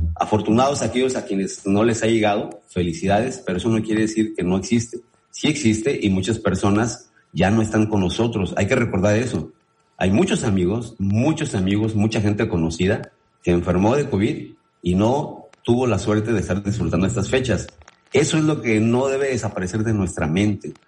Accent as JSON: {"language": "Spanish", "country": "Mexico", "said": "nosotros también como mexicanos"}